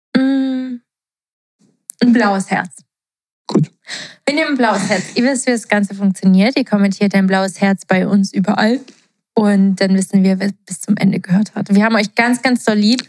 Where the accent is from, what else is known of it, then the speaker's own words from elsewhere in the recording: Portugal; moved away; ich bin ja in Portugal ähm, aufgewachsen